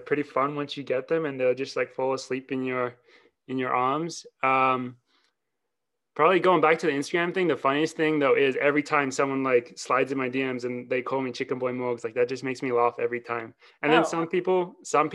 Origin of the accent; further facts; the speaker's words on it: Australia; moved away as an adult; also born or lived in Wisconsin; now in Boulder, United States; I'm Australian, ran in Wisconsin, won some NCAA titles. Now I train with Team Boss in Colorado